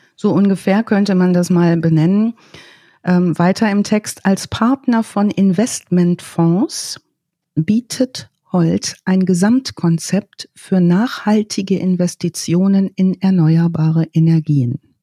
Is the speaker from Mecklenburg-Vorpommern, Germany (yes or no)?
no; North Rhine-Westphalia, Germany; meinem Geburtsort in Ostwestfalen